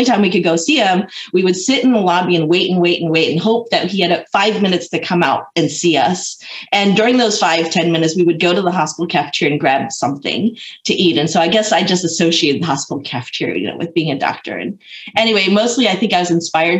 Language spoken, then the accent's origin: English; California, United States; moved away as an adult; also born or lived in Michigan; I grew up in California